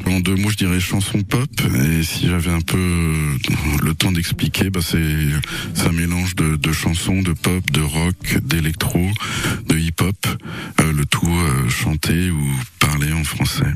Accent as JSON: {"language": "French", "town": "Nantes", "region": "Pays de la Loire", "country": "France", "tie": "born or raised there", "also_born_or_lived": "Berlin / Lozère", "moved": "as an adult", "said": "je suis originaire de, l'Ouest, de Nantes, mais comme tu le dis, euh, j'ai vécu 9 ans à Berlin"}